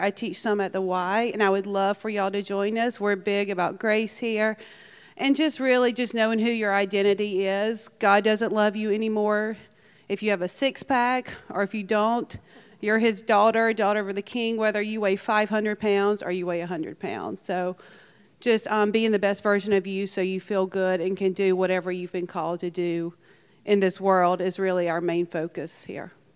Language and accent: English; Alabama, United States; now in Bloomington, United States; I'm originally from Alabama.